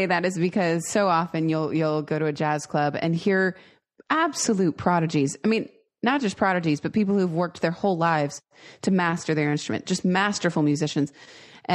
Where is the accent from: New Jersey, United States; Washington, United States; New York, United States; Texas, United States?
Washington, United States; Seattle; I grew up in the Seattle area.